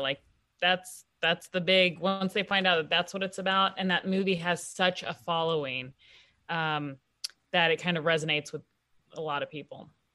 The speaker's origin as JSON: {"language": "English", "town": "Kansas City", "region": "Kansas", "country": "United States", "also_born_or_lived": "Washington, D.C.", "said": "I'm from Kansas City, I'm come, from a working class family"}